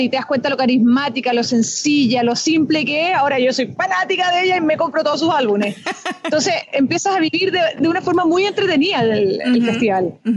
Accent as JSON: {"language": "Spanish", "country": "Chile", "said": "como chilenos nacimos, nos criamos con el festival"}